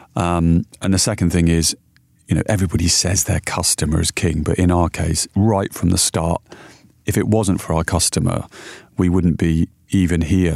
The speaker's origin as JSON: {"language": "English", "region": "Yorkshire and the Humber", "country": "United Kingdom", "tie": "born or raised there", "also_born_or_lived": "London", "moved": "yes", "said": "I was brought up in Yorkshire"}